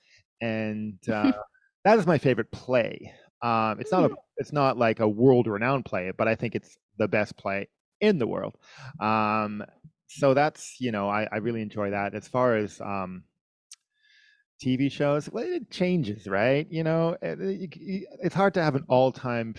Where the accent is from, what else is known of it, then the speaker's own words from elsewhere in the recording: Winnipeg, Manitoba, Canada; now in Vancouver, Canada; I'm from Winnipeg, which is the middle of the country, which is like minus 20, minus 30 Celsius. You know, it gets to minus 40. So I grew up in like major snow, major cold.